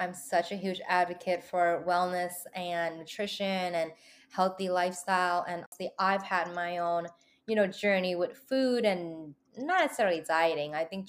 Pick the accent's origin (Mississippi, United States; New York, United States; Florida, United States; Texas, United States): New York, United States; New York City; I grew up in the Lower East Side